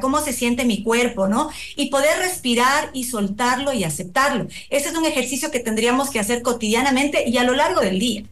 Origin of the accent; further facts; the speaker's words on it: Ecuador; nos identifica como ecuatorianos